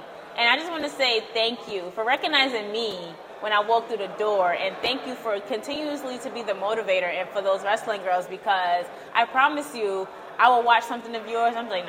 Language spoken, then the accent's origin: English; Brooklyn, New York, United States; New York welcomes you. I'm from Brooklyn. We're in Brooklyn, so you're good with me.